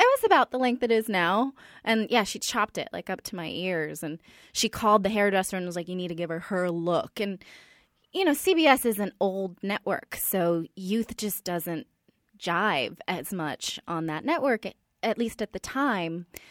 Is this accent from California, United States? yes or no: yes; Silicon Valley, California, United States; I'm from the Silicon Valley